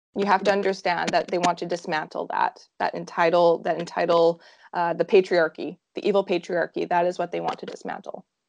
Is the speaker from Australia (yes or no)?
no; Saskatoon, Saskatchewan, Canada; I am from Saskatoon, Saskatchewan, right in the middle of Canada